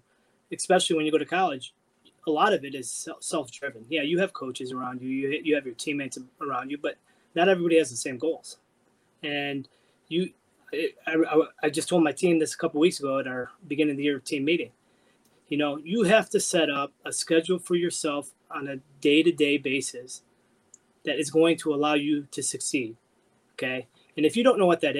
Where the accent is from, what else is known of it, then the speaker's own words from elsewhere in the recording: Cleveland, Ohio, United States; moved away as an adult; also born or lived in Bloomington, Indiana; now in Michigan, United States; I'm originally from Cleveland, Ohio, and I went down to Bloomington, Indiana